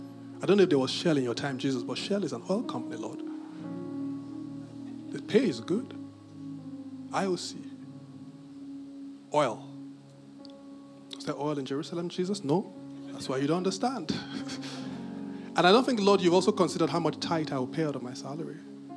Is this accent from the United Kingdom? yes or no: yes; United Kingdom; But I'm very British.